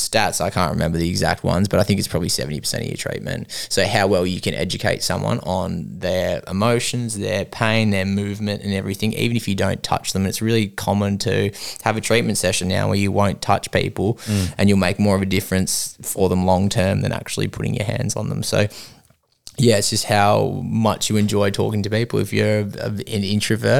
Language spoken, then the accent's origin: English; Melbourne, Victoria, Australia; moved away as an adult; now in Western Australia, Australia; I'm from Melbourne originally